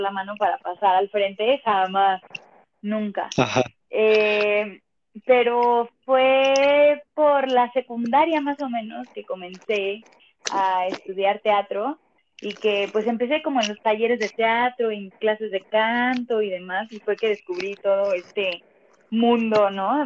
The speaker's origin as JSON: {"language": "Spanish", "region": "Mexico City", "country": "Mexico", "tie": "born or raised there", "said": "Soy chilanga, siempre he vivido acá, nunca me he ido a vivir a otro lado, siempre está en la Ciudad de México"}